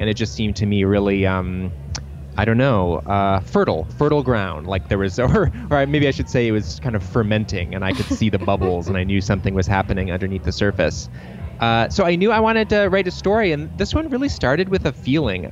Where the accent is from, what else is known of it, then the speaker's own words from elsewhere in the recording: Troy, Michigan, United States; I grew up in Troy, Michigan